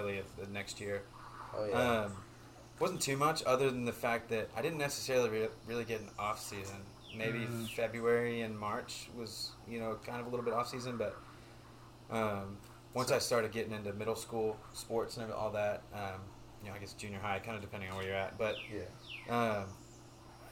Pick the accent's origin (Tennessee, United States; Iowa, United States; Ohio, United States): Tennessee, United States; Knoxville; also born or lived in Dover, Delaware; I've lived in Knoxville, Tennessee ever since.